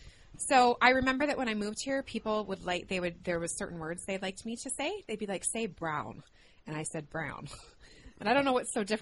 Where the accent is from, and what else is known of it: New Mexico, United States; accent: New Mexico; now in Minnesota, United States